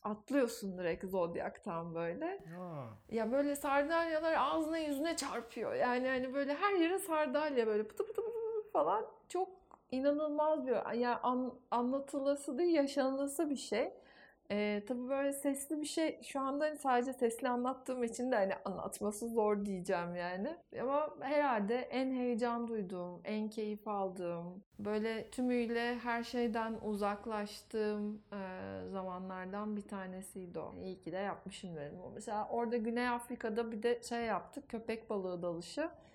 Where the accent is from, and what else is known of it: Turkey